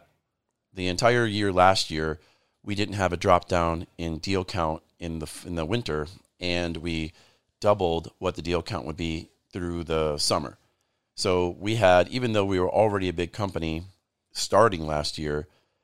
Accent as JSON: {"language": "English", "town": "Grand Rapids", "region": "Michigan", "country": "United States", "tie": "born or raised there", "said": "growing up in Grand Rapids, Michigan"}